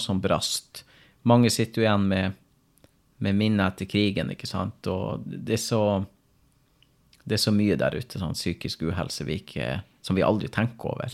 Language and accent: Norwegian; Finnmark, Norway; Men nå er jeg fra Finnmark